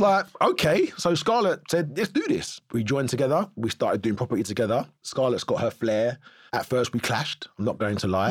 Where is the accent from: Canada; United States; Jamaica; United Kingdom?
United Kingdom; Cheshunt, East of England; also born or lived in North London / Tottenham; We was born in North London and Tottenham, moved to Cheshunt when I was six.